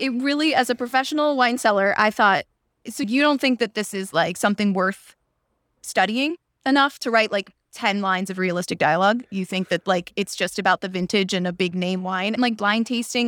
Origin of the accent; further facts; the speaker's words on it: Pittsburgh, Pennsylvania, United States; moved away as an adult; also born or lived in Iowa / Washington, District of Columbia, United States; I grew up in Pittsburgh where it rains all the time